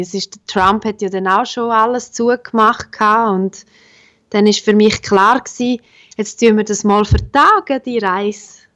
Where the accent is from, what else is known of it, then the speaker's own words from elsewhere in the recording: La Punt Chamues-ch, Graubünden, Switzerland; accent: Bündner; moved away; also born or lived in Bern; Ich komme ja ursprünglich aus La Ponte Chamouest, aus einem kleinen 700 Einwohner Seelendorf